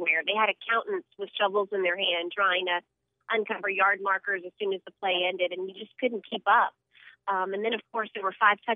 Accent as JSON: {"language": "English", "town": "New Orleans", "region": "Louisiana", "country": "United States", "said": "I'm from New Orleans. I am a Gulf Coast girl"}